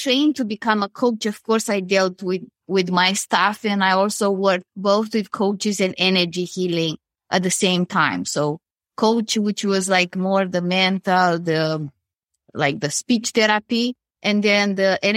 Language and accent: English; Romania; moved away as an adult; now in Canada; I'm originally from Romania and I left and I came to Canada where I live now close to Toronto.